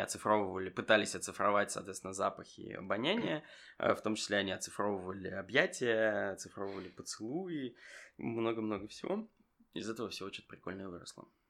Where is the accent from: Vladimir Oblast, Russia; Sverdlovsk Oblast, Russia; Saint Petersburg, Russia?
Saint Petersburg, Russia; я из Питера